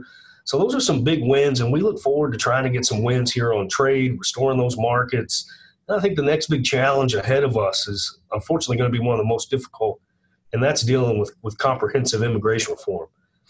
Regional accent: Kentucky, United States; I'm from Kentucky.

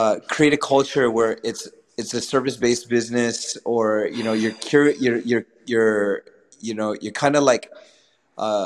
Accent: California, United States; you're originally from California like me

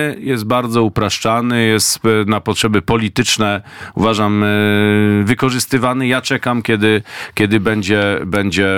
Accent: Greater Poland, Poland; z rodzinnej Wielkopolski

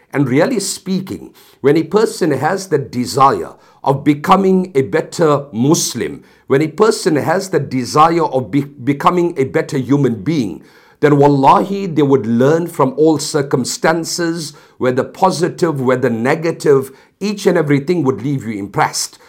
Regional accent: South Africa; I come from South Africa

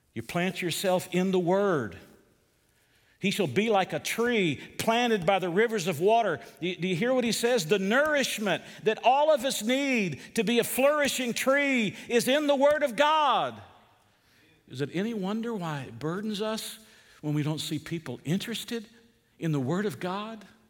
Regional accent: Georgia, United States; moved away; Where I grew up in Georgia

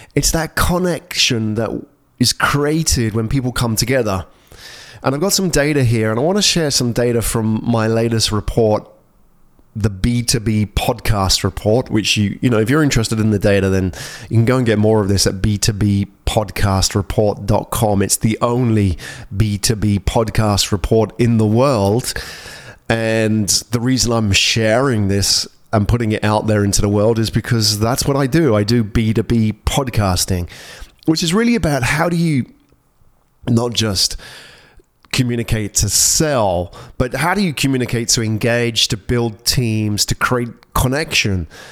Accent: England, United Kingdom; moved away as an adult; also born or lived in London; now in Singapore; I grew up in England. I spent all my life in cold weather.

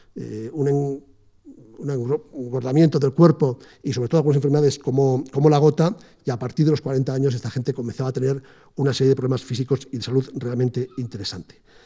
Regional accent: Aragon, Spain; moved away; yo vengo de Aragón

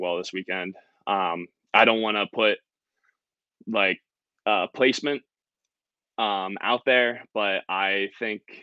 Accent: Brookville, Pennsylvania, United States; now in Connecticut, United States; I'm from Pennsylvania. So like, Western PA, it's Brookville

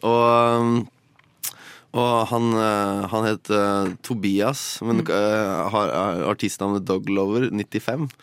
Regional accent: Drammen, Buskerud, Norway; Jeg kommer fra Drammen

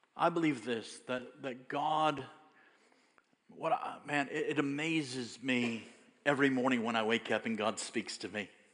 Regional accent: United States; I'm American

